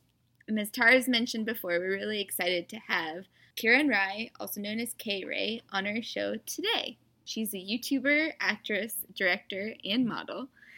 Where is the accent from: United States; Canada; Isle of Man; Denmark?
United States; middle of the United States, Midwest; I was one of those kids from a very non-diverse upbringing in middle of the United States.